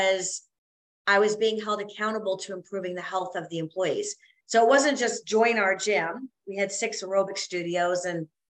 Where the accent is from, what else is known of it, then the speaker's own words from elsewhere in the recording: Canada; moved away as an adult; also born or lived in South Carolina; as a Canadian girl